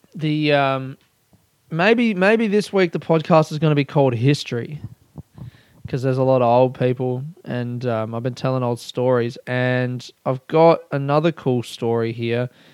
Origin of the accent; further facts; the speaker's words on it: Adelaide, South Australia, Australia; now in Coburg, Australia; I grew up in Adelaide